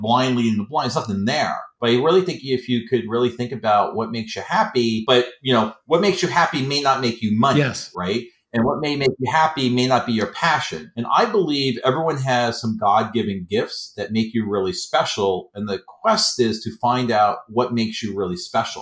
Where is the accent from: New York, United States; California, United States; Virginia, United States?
New York, United States; New York City; I'm not from Boston. I'm from Queens, New York.